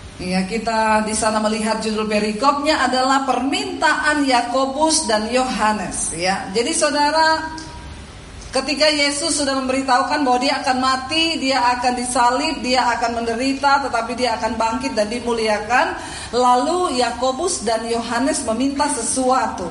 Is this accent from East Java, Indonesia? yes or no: no; Poso, Central Sulawesi, Indonesia; moved away; also born or lived in Palu; saya diusir dari rumah saya, dari Poso, saya menuju ke kota Palu.